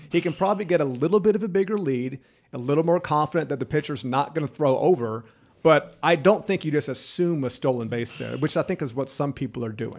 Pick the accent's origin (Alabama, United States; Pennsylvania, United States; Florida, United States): Florida, United States; Jacksonville; I was from the Jacksonville area, Fletcher High School, out of the beach